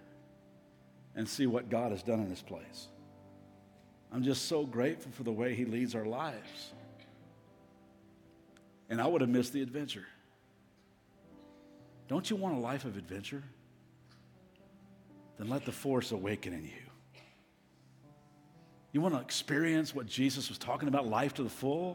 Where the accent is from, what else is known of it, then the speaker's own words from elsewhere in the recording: Kentucky, United States; moved away as an adult; also born or lived in Las Vegas; I'm from Kentucky. I'm a Kentuckian